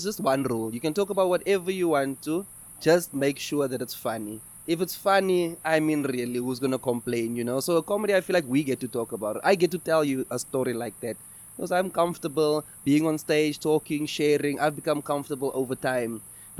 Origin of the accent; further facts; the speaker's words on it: Eastern Cape, South Africa; moved away as an adult; now in Johannesburg, South Africa; before I came to Johannesburg, I'm from the Eastern Cape